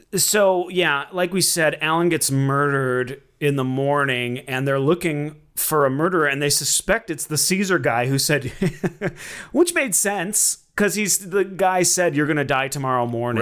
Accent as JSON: {"language": "English", "town": "Minneapolis", "region": "Minnesota", "country": "United States", "tie": "born or raised there", "said": "growing up in Sou-, South Minneapolis"}